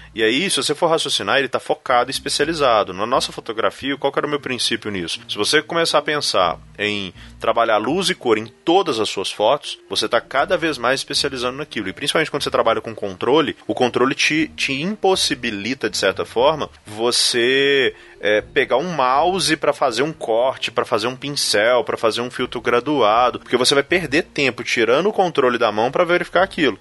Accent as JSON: {"language": "Portuguese", "town": "Belo Horizonte", "region": "Minas Gerais", "country": "Brazil", "tie": "born or raised there", "said": "aqui na minha terra natal"}